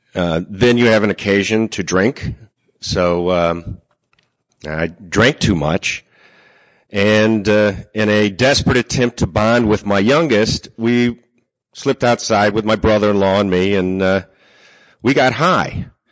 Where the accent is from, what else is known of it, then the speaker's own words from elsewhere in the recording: Seaford, New York, United States; I'm from Seaford, New York.